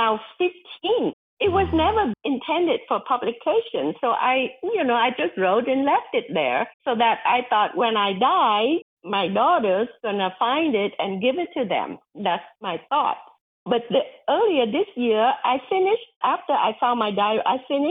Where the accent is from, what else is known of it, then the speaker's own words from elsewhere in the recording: Vietnam; moved away; a little girl growing up in Vietnam during the war and the long road of childhood poverty